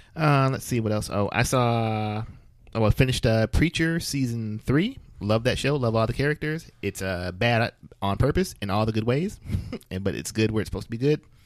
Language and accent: English; Flint, Michigan, United States; I'm from Flint